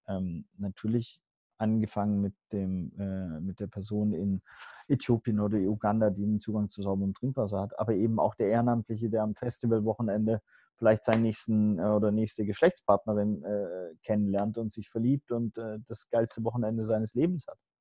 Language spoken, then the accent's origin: German; Hamburg, Germany; moved away as an adult; also born or lived in Swabia / Los Angeles; ich bin äh, ein Weltenbürger geboren im Schwabenländle, sozialisiert ähm, auf St. Pauli, dann nach Los Angeles gezogen